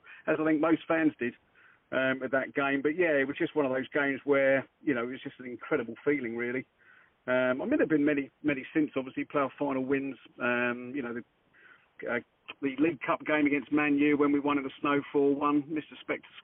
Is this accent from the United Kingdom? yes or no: yes; Cambridgeshire, East of England, United Kingdom; I'm from Cambridgeshire, and still live in Cambridgeshire